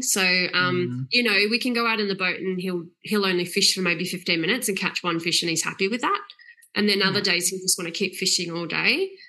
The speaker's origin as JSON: {"language": "English", "area": "Yarra Valley", "region": "Victoria", "country": "Australia", "tie": "born or raised there", "moved": "as an adult", "lives_now": "Far North Queensland, Australia", "said": "And I think growing up in the Yarra Valley"}